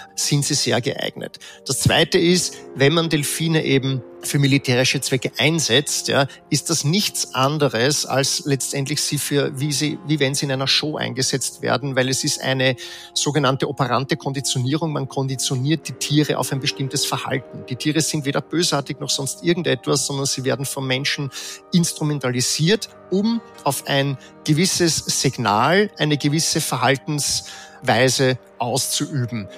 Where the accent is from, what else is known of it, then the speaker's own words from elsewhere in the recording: Vienna, Austria; ich bin in Wien geboren, Österreicher